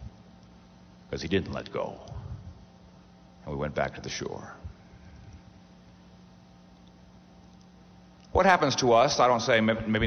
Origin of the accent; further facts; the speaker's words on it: Corpus Christi, Texas, United States; I grew up in Texas, as some of you may know, South Texas. Corpus Christi is on the Gulf of Mexico.